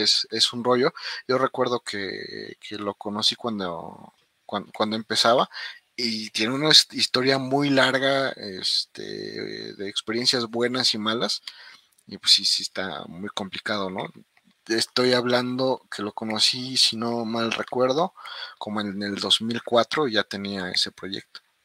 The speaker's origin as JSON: {"language": "Spanish", "country": "Mexico", "said": "nosotros los mexicanos o como latinos"}